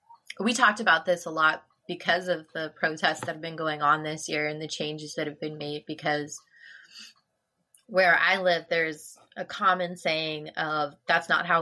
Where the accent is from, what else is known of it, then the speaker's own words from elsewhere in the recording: Illinois, United States; moved away; also born or lived in Nebraska; I grew up in Illinois, and I didn't know that it wasn't a law in the entire universe until we moved out of Illinois.